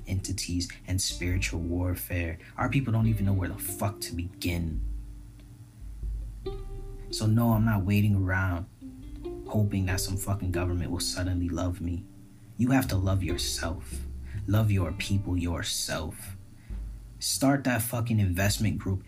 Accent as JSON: {"language": "English", "country": "Barbados", "tie": "born or raised there", "moved": "yes", "lives_now": "United States", "said": "my Caribbean people raised me, those are my parents, that's my family, that's my family"}